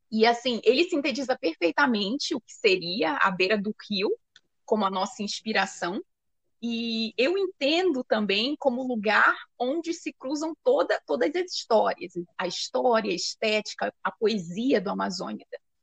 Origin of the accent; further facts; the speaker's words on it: Santana, Amapá, Brazil; also born or lived in Macapá, Amapá; Eu nasci na capital do estado do Amapá, que é Macapá, cidade de Macapá, mas eu cresci em Santana também, né? Sou cria de Santana